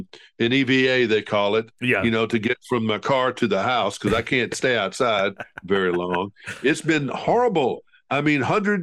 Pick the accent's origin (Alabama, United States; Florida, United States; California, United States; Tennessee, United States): Alabama, United States; Montgomery; in the south, I was raised in Central Alabama in Montgomery